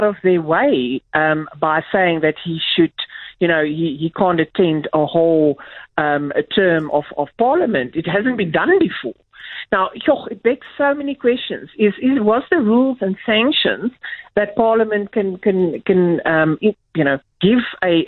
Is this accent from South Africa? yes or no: yes; South Africa; as a South African